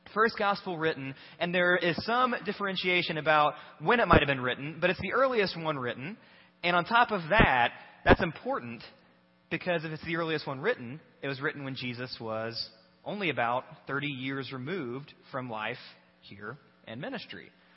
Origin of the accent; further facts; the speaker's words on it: Batesville, United States; we're from Batesville.